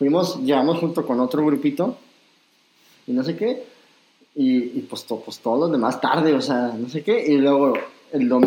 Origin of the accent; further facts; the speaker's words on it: Mexico; Como mexicanos